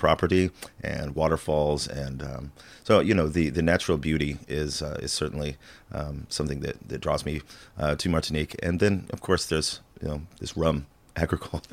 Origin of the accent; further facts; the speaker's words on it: Illinois, United States; I'm originally from the farmland of Illinois